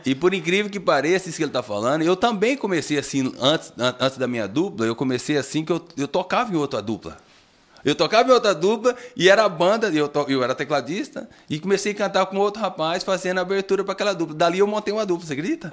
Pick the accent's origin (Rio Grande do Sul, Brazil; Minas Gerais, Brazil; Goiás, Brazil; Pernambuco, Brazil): Minas Gerais, Brazil; Francisco Badaró; now in Taquaritinga, Brazil; Sou natural, natural de Francisco de Badaró